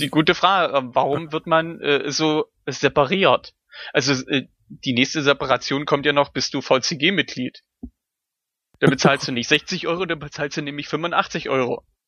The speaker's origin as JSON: {"language": "German", "country": "Germany", "said": "als Deutscher"}